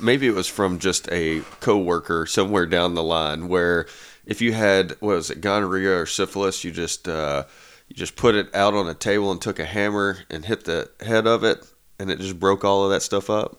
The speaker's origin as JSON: {"language": "English", "town": "Nashville", "region": "Tennessee", "country": "United States", "said": "I am from Nashville"}